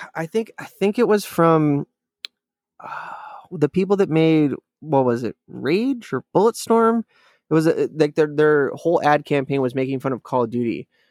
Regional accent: Alaska, United States; growing up in Alaska

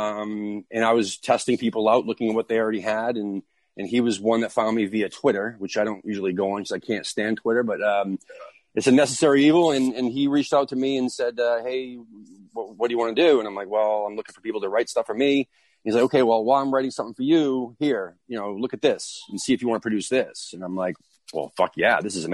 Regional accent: Lowell, Massachusetts, United States; I'm Lowell, Mass

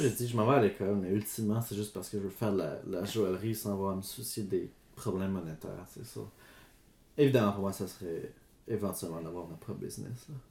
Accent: Gatineau, Quebec, Canada; j'ai grandi à Elmer, juste à côté de la forêt, and that's where I grew up

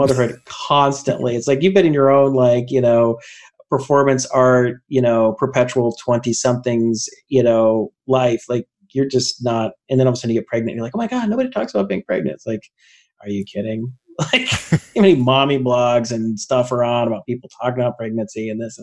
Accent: Lilburn, Georgia, United States; where I grew up in Lilburn, Georgia, in Gwinnett County up to I was about 13

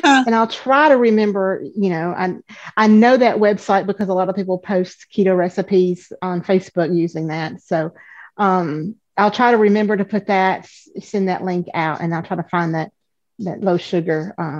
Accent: the South, United States; I'm from the South. We use butter on everything.

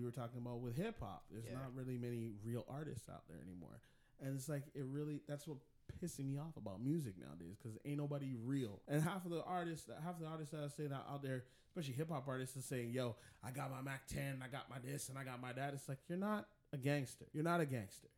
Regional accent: Jamaica; I'm a Jamaican, so, you know, I have to represent my people, them.

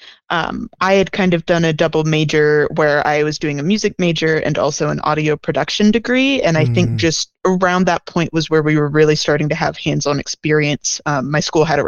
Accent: Pennsylvania, United States; moved away as an adult; also born or lived in Washington, D.C.; now in Chicago, United States; I was like raised in kind of middle of nowhere, Pennsylvania

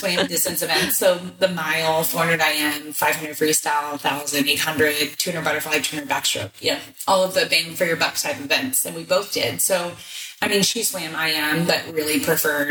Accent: Houston, Texas, United States; I'm from Houston.

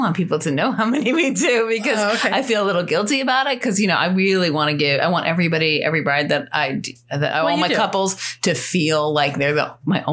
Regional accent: northern New Jersey, United States; moved away as an adult; also born or lived in Colorado / Montpelier, Vermont / France; now in Charlottesville, United States; I actually grew up in northern New Jersey outside New York City

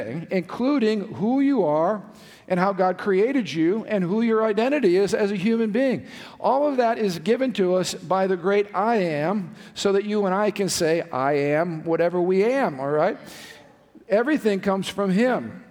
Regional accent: United States; I was born in America

